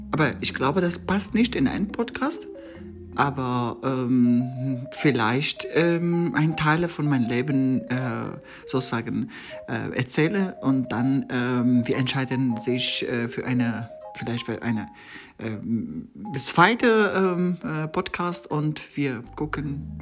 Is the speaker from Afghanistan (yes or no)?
yes; Afghanistan; German is a second language; zuerst ich muss sagen, äh, ich komme ur ursprünglich aus Afghanistan. Ähm, ich habe äh, in Afghanistan als äh, Journalist äh, ähm, in verschiedenen Medien gearbeitet.